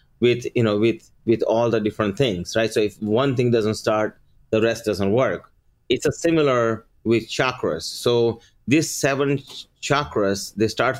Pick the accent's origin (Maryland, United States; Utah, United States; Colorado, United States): Maryland, United States; English is a second language; also born or lived in India; I came here from India in 1989 with $20 and no English, grew up here in Maryland.